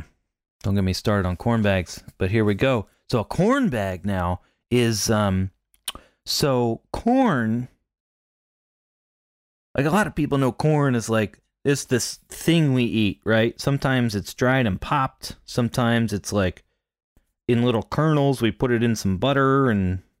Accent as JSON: {"language": "English", "region": "Pennsylvania", "country": "United States", "tie": "born or raised there", "said": "Now, I grew up in Pennsylvania, and my family had Dutch heritage."}